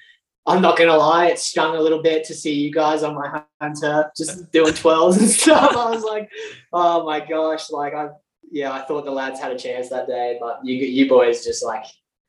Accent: Alice Springs, Northern Territory, Australia; moved away; also born or lived in Toowoomba, Queensland; I actually grew up in Alice Springs.

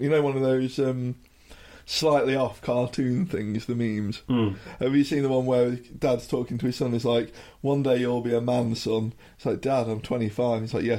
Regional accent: United Kingdom; when we were growing up, coffee shop was just starting to appear in the UK.

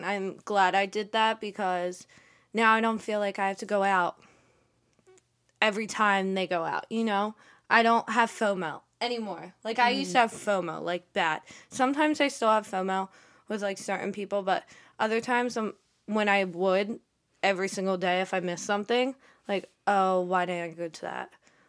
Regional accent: Philadelphia, Pennsylvania, United States; Like, I came from Philly, so I have, like, friends over there I still talk to.

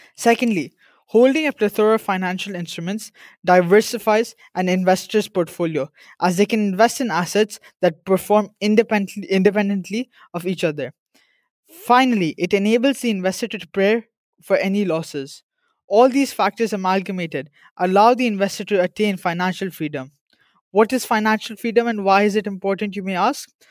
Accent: India; I'm from India

